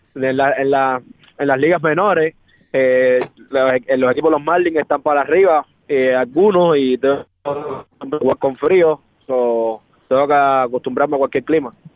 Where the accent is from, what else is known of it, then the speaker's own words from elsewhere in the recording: Cuba; moved away as an adult; also born or lived in Dominican Republic / Miami; yo me fui de Cuba jugando a pelota, pero, pero fue hace siete meses